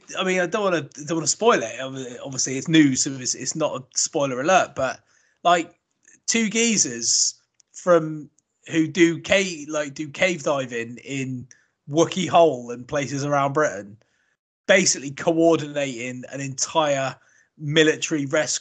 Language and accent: English; Australia; As a cricketer, even as an Australian, the guy is absolutely phenomenal.